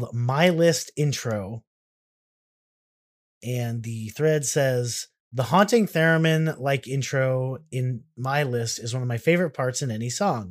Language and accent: English; Texas, United States; As a Texan